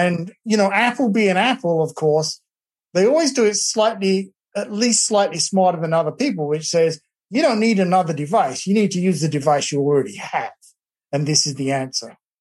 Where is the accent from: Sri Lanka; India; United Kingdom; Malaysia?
United Kingdom; England; now in Texas, United States; my family back in England